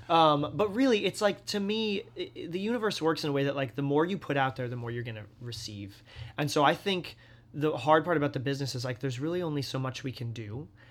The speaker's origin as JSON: {"language": "English", "area": "the Berkshires", "region": "Massachusetts", "country": "United States", "tie": "born or raised there", "moved": "yes", "said": "I grew up in the Berkshires in Massachusetts"}